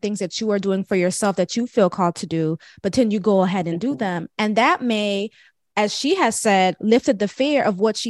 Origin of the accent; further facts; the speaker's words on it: Florida, United States; also born or lived in Jamaica; I'm Jamaican. I wasn't born in Jamaica. I was born in Florida, but I have Jamaican roots.